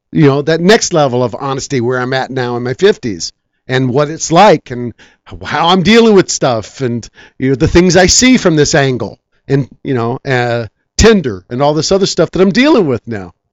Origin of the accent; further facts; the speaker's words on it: Guam; also born or lived in Japan; I think that's because I was raised in Japan. I was raised in Guam. I had a lot of friends that didn't speak English